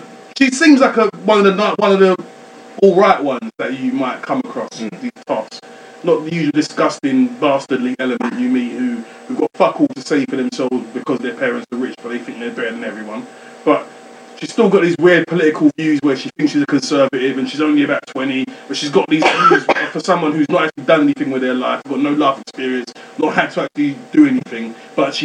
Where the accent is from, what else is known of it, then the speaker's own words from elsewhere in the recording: Nigeria; I'm Nigerian